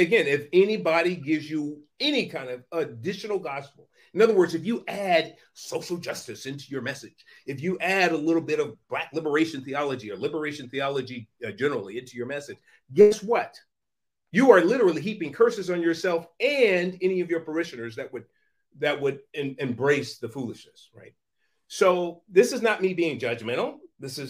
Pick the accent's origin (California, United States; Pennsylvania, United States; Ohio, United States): California, United States; San Francisco; I was born in Hunters Point, the Hunters Point Projects in San Francisco, project housing in San Francisco in the 1960s